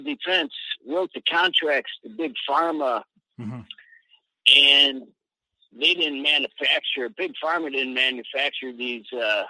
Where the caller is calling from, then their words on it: Mexico; in Yashkaba, Mexico.